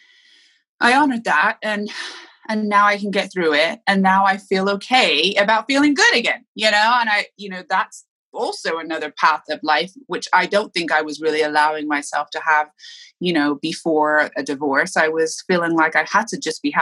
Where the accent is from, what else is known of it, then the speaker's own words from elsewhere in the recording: Bath, South West England, United Kingdom; moved away; also born or lived in Miami; I grew up mostly in Bath, England, but I did come to Miami for 3 years of my childhood.